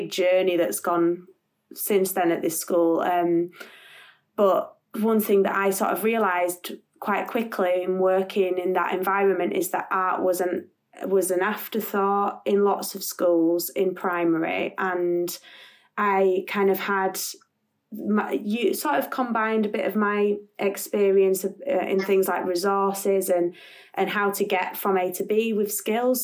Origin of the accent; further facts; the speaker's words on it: Bradford, Yorkshire and the Humber, United Kingdom; moved away as an adult; also born or lived in London; I'm from Bradford originally